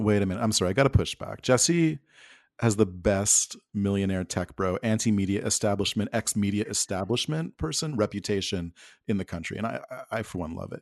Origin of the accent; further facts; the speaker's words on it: Alberta, Canada; moved away as an adult; I grew up in Alberta. I was there for, uh, high school and university from nineteen ninety-two to the year two thousand.